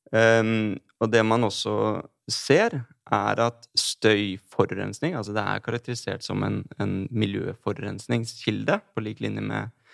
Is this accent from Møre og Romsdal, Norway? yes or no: no; Drammen, Buskerud, Norway; Jeg er fra Drammen